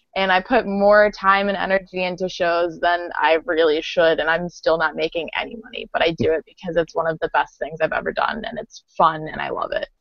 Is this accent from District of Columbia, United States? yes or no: no; Baltimore, Maryland, United States; we're from Baltimore